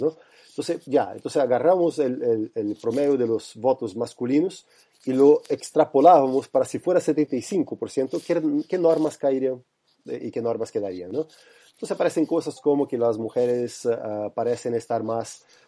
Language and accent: Spanish; Brazil; now in Chile; yo soy brasileño